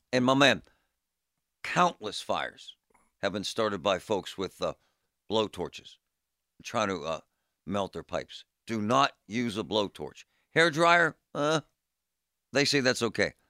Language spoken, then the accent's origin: English; Pittsburgh, Pennsylvania, United States; In my neighborhood, growing up in Groovy Side and in Bloomfield